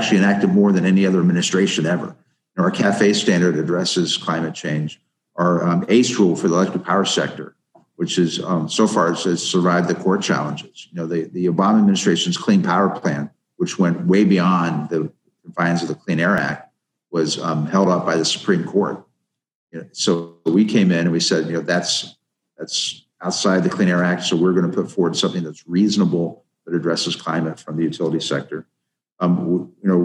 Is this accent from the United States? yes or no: yes; Ohio, United States; my home state of Ohio, my home county